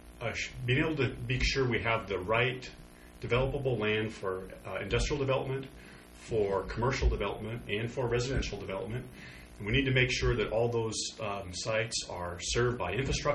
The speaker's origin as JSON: {"language": "English", "town": "Pendleton", "region": "Oregon", "country": "United States", "tie": "born or raised there", "said": "I grew up in Pendleton"}